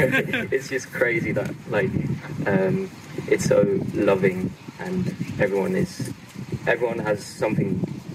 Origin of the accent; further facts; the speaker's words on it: Netherlands; English is a second language; Well, I'm from the Netherlands.